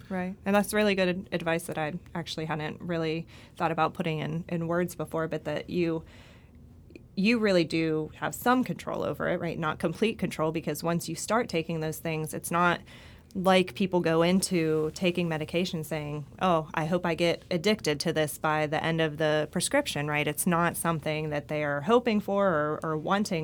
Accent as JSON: {"language": "English", "town": "Pittsburgh", "region": "Pennsylvania", "country": "United States", "tie": "born or raised there", "said": "I grew up in Pittsburgh"}